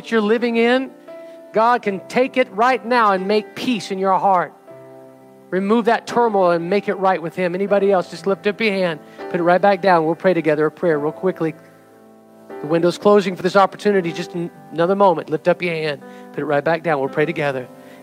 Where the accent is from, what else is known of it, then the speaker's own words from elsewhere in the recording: United States; we stand in representation of the United States of America today as American citizens, as U.S. citizens